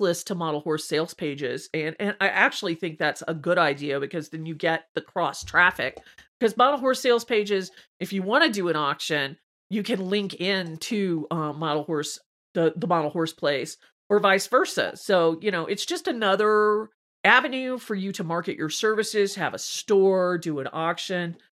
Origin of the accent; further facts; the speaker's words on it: Georgia, United States; I'm from Georgia, and my, my whole family went to the University of Georgia